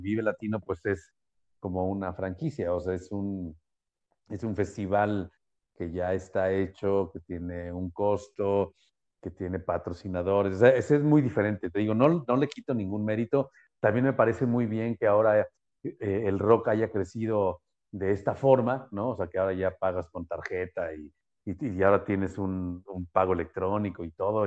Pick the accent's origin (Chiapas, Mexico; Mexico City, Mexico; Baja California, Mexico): Mexico City, Mexico; como buen chilango